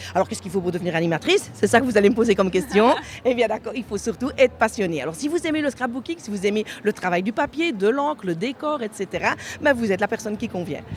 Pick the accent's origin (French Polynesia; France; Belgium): Belgium; chez nous en Belgique